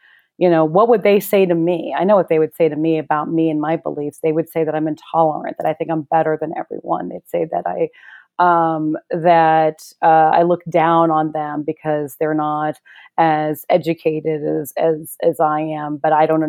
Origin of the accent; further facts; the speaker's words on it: Mississippi, United States; I was born in Mississippi in the South I was a kid